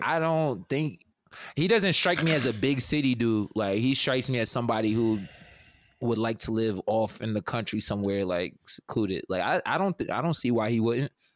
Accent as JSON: {"language": "English", "region": "New York", "country": "United States", "said": "I'm from New York. I'm not from the city, though"}